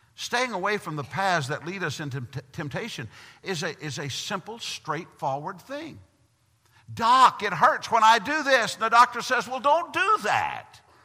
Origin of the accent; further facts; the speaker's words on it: Tennessee, United States; moved away; I'm from Tennessee